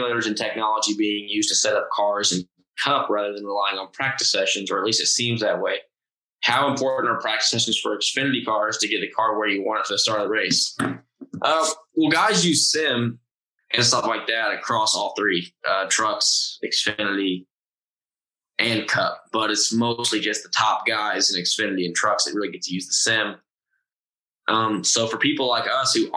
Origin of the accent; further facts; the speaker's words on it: Austin, Texas, United States; Austin just because it's my hometown and I know where stuff is